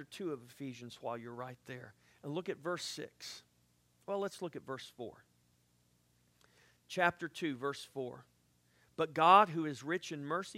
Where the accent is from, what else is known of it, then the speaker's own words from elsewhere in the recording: South Texas, United States; I'm from South Texas